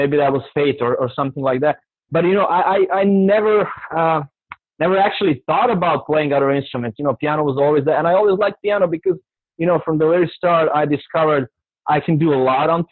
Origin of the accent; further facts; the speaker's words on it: Serbia; moved away as an adult; now in New Orleans, United States; I come from Serbia, Eastern Europe, and I've been living in the United States for the last 11 years